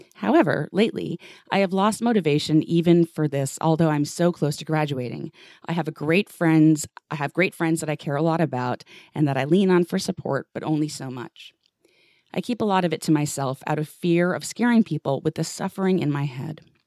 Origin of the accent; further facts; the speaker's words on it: New York City, New York, United States; I grew up in New York City